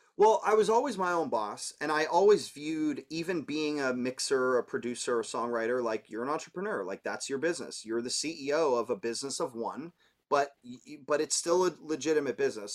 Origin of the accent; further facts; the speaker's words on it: Toronto, Ontario, Canada; moved away as an adult; also born or lived in New York; I'm from Toronto, so being Canadian